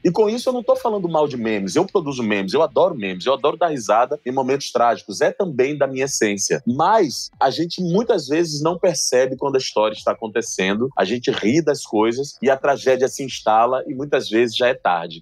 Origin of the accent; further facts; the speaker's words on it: Salvador, Bahia, Brazil; Lá na Bahia, em Salvador, tudo bem que é minha terra